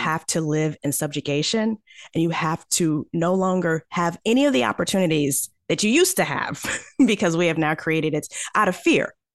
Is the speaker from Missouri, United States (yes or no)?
yes; St. Louis, Missouri, United States; I am from Saint Louis, Missouri.